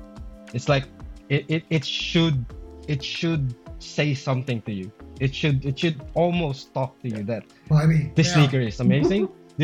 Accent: Philippines; I've been around it, like I'm Filipino.

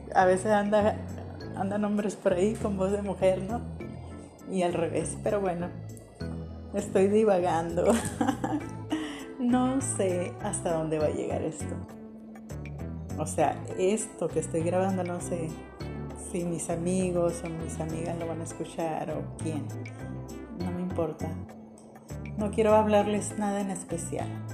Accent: Hermosillo, Sonora, Mexico; soy de Hermosillo, soy mujer

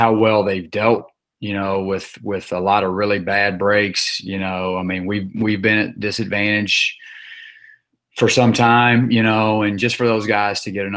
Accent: Memphis, Tennessee, United States; moved away; growing up in Memphis, Tennessee

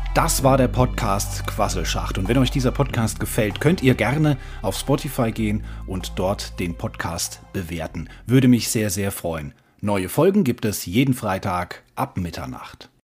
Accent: Germany; wir als Deutsche

